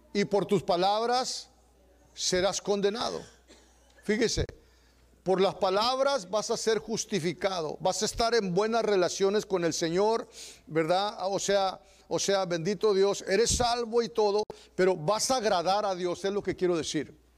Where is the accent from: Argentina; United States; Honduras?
United States; Texas; los que somos de Texas